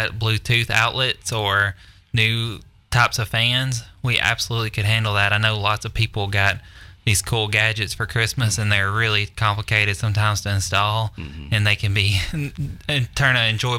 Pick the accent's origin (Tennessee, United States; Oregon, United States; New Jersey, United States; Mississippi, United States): Tennessee, United States; Mount Juliet; I grew up in Mount Juliet. My dad had a log home business, so I grew up building houses all my life, and we traveled all over the country building houses